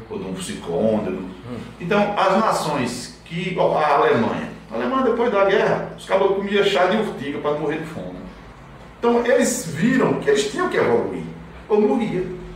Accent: São Caetano do Sul, São Paulo, Brazil; born there; o Faustão disse que eu nasci em São Caetano do Sul

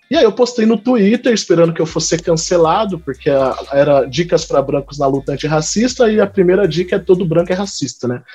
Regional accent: Campinas, São Paulo, Brazil; also born or lived in Northeast Brazil; eu sou aqui de Campinas, interior de São Paulo, nasci, cresci, vivi aqui, apesar de ter morado um pouquinho no Nordeste também

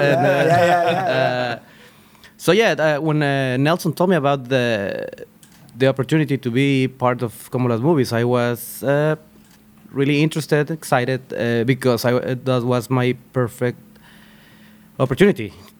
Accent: Monterrey, Nuevo León, Mexico; now in Austin, United States; I'm from Monterrey, like another 3 hours from Laredo.

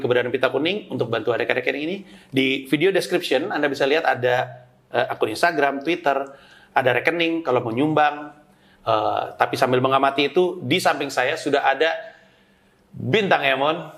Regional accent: Jakarta, Indonesia; Jakarta gua

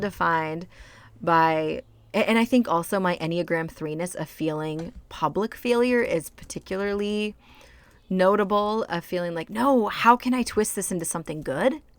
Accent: United States; moved away; I grew up in rural white America

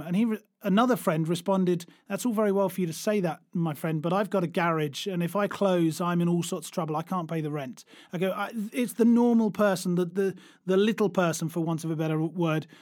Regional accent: United Kingdom; now in Germany; I'm, I'm British, but I live in Germany

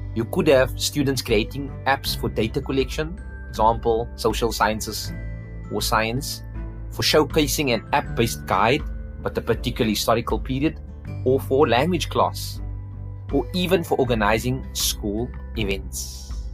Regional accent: Cape Town, Western Cape, South Africa; I'm from Cape Town

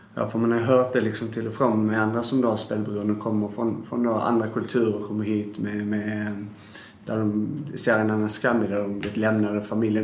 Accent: Sweden; jag är ju uppväxt i Sverige

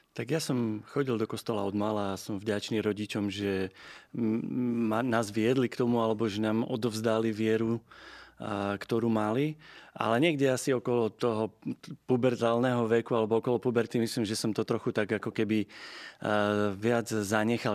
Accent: Slovakia; also born or lived in England; na Vianoce alebo na dovolenku domov, tak stále som sa vrácal ako do nefunkčnej krajiny na Slovensku

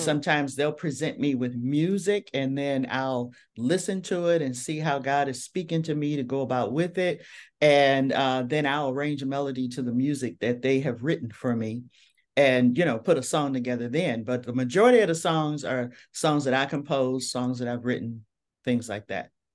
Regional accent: Detroit, Michigan, United States; I am from Detroit, Michigan

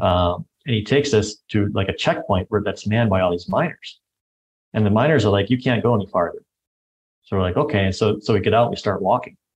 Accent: United States; this white American guy

